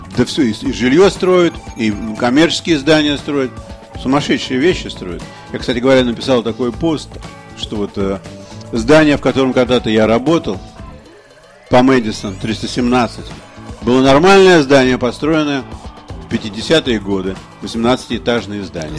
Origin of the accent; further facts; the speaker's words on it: Russia; я русский писатель